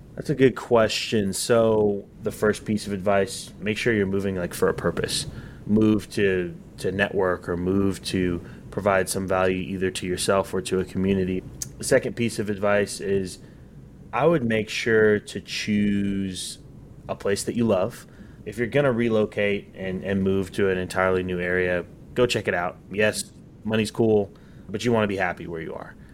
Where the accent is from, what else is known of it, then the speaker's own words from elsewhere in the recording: Northwest Arkansas, United States; moved away; also born or lived in Texas; I grew up in Northwest Arkansas, so I wanted to come back home.